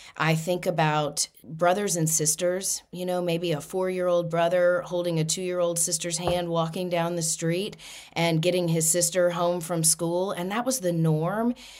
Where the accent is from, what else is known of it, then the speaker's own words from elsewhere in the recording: Louisiana, United States; moved away; I'm originally from Louisiana